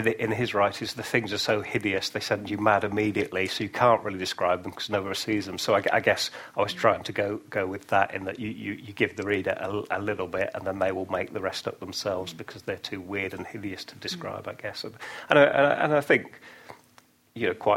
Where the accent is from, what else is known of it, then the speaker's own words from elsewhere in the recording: near Oxford, South East England, United Kingdom; moved away; also born or lived in York; I grew up near Oxford